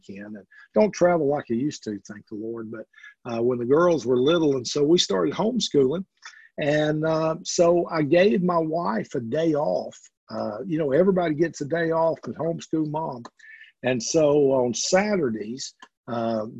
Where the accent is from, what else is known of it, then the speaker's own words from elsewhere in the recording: Alabama, United States; moved away as an adult; also born or lived in Mississippi / Oklahoma; now in Tennessee, United States; I was born in Alabama and grew up there and became an Alabama fan at a young age